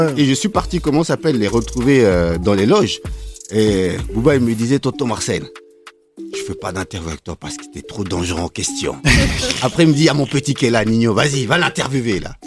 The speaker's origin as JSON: {"language": "French", "town": "Grigny", "country": "France", "also_born_or_lived": "United States", "said": "je suis un mec originaire de, de Grigny"}